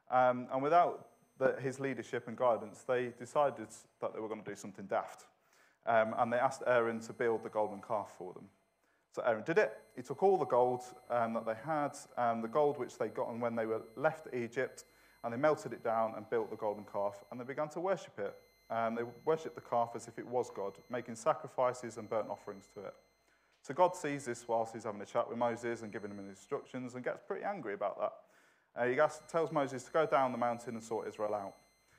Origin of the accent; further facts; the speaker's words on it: Manchester, North West England, United Kingdom; accent: Manchester; I'm originally from the best city in the world, which is Manchester, although my accent has softened a little bit.